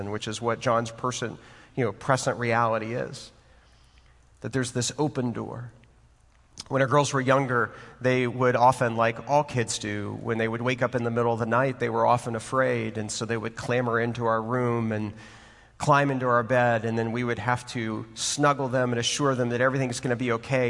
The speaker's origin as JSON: {"language": "English", "town": "Waco", "region": "Texas", "country": "United States", "tie": "born or raised there", "also_born_or_lived": "Houston, Texas", "said": "I was born in Houston, Texas, and I grew up in Waco, Texas"}